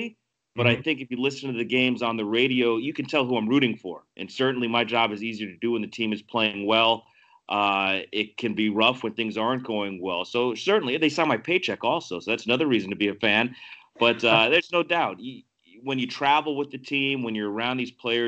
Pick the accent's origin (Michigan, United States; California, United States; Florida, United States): Florida, United States; Miami; moved away as an adult; also born or lived in Chicago, Illinois / Rochester, New York; I grew up in Miami